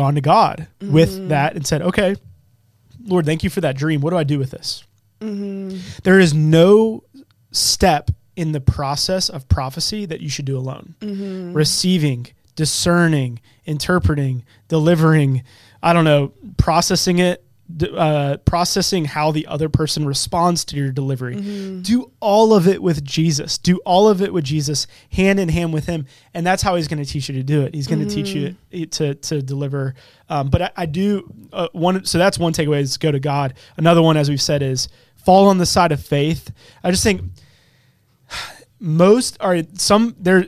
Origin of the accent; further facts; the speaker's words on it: Charlotte, North Carolina, United States; accent: Southern; I'm from Charlotte and my dad's from Jersey. So I feel like I've got some like Southern in me